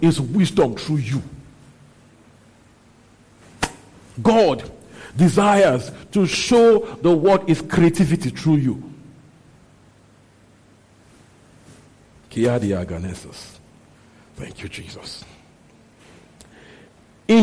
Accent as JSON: {"language": "English", "country": "Nigeria", "tie": "born or raised there", "said": "growing up in Christianity in Nigeria"}